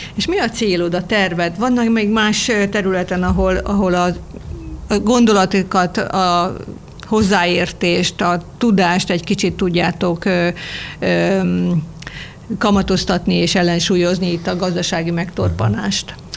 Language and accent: Hungarian; Nádasladány, Fejér, Hungary; Én ott születtem, ott gyakran vagyok ott